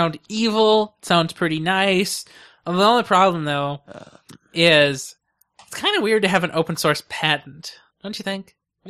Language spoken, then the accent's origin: English; California, United States; Yes, it is, because you know I'm from California, right?